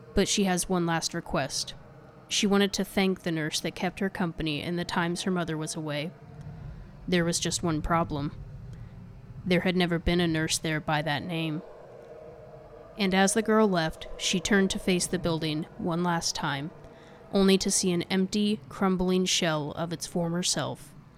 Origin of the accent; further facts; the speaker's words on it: United States; as an American